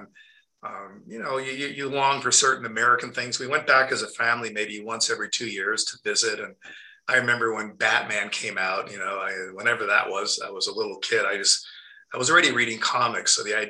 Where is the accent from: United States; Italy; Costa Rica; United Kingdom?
Italy; Rome, Lazio; And yeah, I grew up on a movie set, but growing up in Rome, to try to answer your question, I think, was, I was actually aware at the time that it was a miracle.